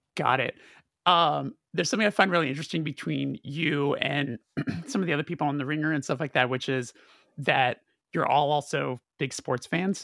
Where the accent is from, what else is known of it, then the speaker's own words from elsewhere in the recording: Burbank, California, United States; because I'm from Burbank